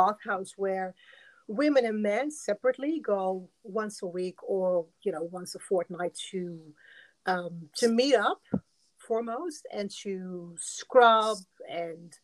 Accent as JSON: {"language": "English", "country": "Netherlands", "tie": "born or raised there", "also_born_or_lived": "Morocco", "moved": "as an adult", "lives_now": "Australia", "said": "So I was born in Morocco, and then when we were about 3 or 4 years old, we migrated to the Netherlands with my family"}